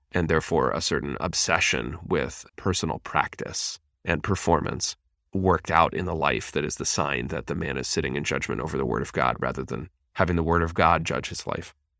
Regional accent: Pennsylvania, United States; I grew up in Pennsylvania

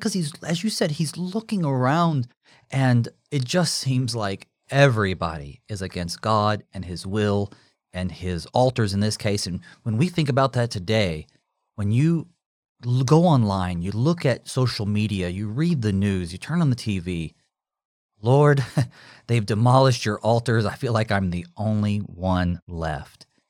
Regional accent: United States; we as American Christians

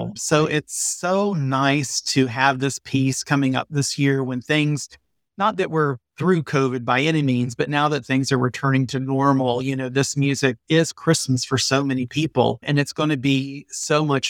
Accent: Atlanta, Georgia, United States; now in St. Louis, United States; I grew up in Atlanta.

